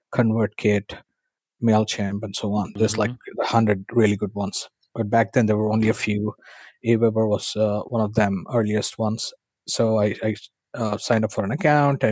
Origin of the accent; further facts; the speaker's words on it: India; moved away as an adult; I was born and raised in India